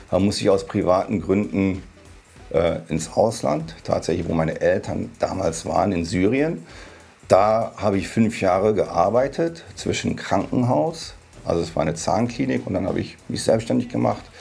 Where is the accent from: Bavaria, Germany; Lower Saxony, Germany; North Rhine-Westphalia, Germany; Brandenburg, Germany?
Lower Saxony, Germany; Hanover; Tatsächlich in Hannover geboren.